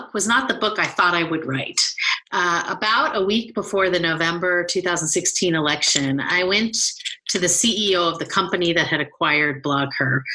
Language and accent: English; Bay Area, California, United States; also born or lived in New York; We are both from the Bay Area